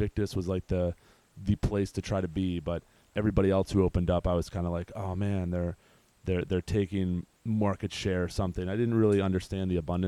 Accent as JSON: {"language": "English", "town": "Baltimore", "region": "Maryland", "country": "United States", "tie": "born or raised there", "also_born_or_lived": "San Diego", "moved": "as an adult", "said": "move back to Baltimore where our family is"}